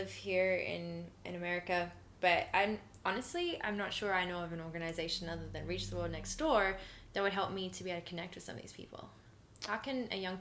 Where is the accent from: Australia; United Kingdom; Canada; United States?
Australia; moved away; I'm originally Australian.